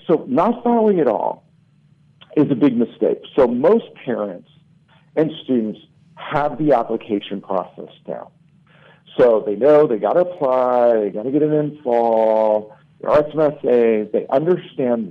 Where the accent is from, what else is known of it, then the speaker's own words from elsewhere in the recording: Southern California, United States; I grew up in Southern California